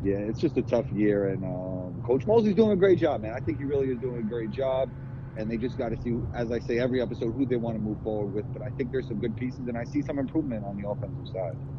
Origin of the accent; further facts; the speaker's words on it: New York City, New York, United States; the mentality of New York City growing up in it